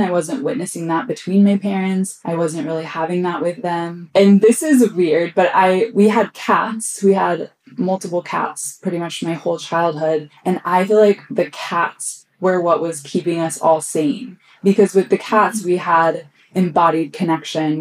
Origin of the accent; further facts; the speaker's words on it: Austin, Texas, United States; I grew up here in Austin